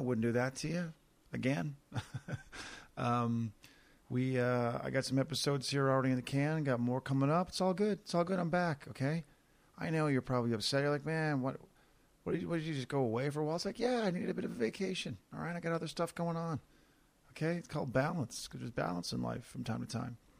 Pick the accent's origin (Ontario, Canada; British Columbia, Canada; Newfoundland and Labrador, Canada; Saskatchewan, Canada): Newfoundland and Labrador, Canada; Corner Brook; Corner Brook, my hometown